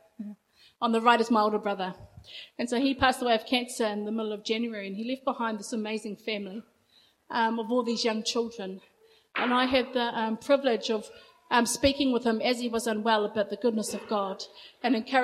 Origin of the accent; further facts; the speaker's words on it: Rotorua, Bay of Plenty, New Zealand; I grew up in Rotorua, a little town up the coast